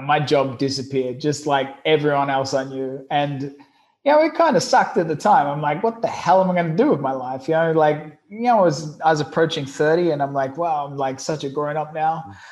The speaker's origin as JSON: {"language": "English", "town": "Brisbane", "region": "Queensland", "country": "Australia", "said": "I'm I'm originally from Brisbane, Australia, a, a country boy"}